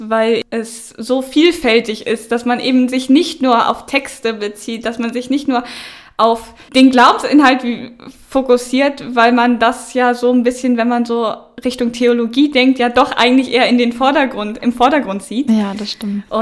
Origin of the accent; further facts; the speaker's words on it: Northern Germany, Germany; Ich komme aus dem Norden, da haben wir eigentlich alle protestantischen äh, Unterricht in Religion